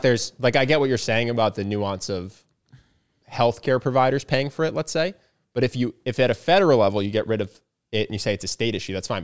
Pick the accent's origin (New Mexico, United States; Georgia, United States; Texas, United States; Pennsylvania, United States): Pennsylvania, United States; growing up in Pennsylvania.